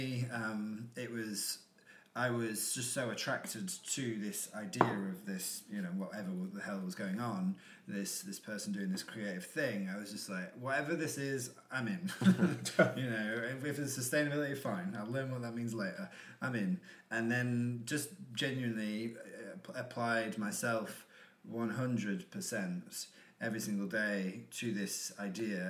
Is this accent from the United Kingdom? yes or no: yes; United Kingdom; also born or lived in Australia / Brighton / East London; now in London, United Kingdom; I'm from like South Yorkshire and North Nottinghamshire, but that never felt like home.